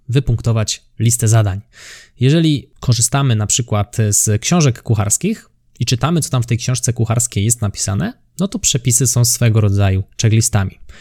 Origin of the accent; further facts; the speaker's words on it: near Kraków, Lesser Poland, Poland; ja jestem spod Krakowa